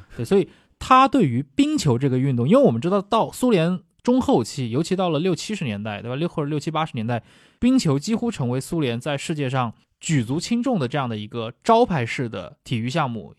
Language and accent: Chinese; China; 这个我们中国人可能也很熟悉啊